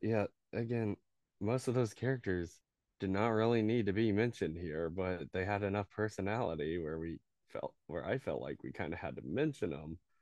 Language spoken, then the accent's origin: English; the Ozarks, United States; I grew up in the Ozarks